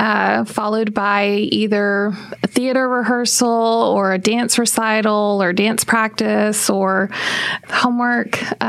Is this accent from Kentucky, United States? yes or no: no; El Paso, Texas, United States; moved away as an adult; also born or lived in Arlington, Texas; now in Dallas-Fort Worth, United States; I'm from El Paso, Texas.